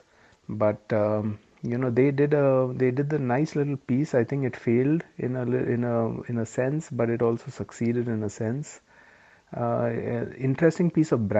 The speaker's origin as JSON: {"language": "English", "town": "Mumbai", "region": "Maharashtra", "country": "India", "tie": "born or raised there", "moved": "as an adult", "lives_now": "United Kingdom", "said": "We grew up in Bombay."}